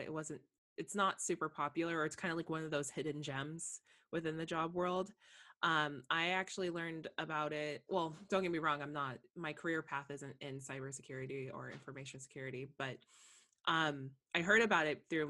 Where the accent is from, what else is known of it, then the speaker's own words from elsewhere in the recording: Monterey, California, United States; I grew up in Monterey